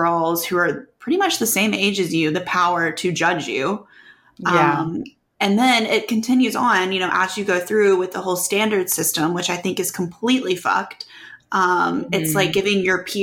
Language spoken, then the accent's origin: English; Oxford, Mississippi, United States; growing up in Oxford